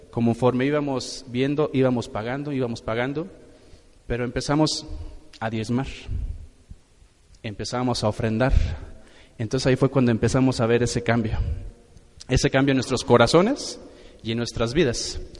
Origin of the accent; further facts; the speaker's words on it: Morelia, Michoacán, Mexico; Nosotros hace, nosotros venimos de la ciudad de Morelia.